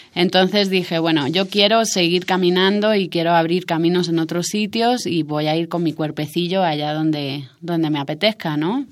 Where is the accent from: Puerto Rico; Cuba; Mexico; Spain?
Spain; Almería, Andalusia; moved away as an adult; also born or lived in Madrid / Canary Islands; yo me crié en Almería, que es, eh, es un, forma parte de Andalucía en España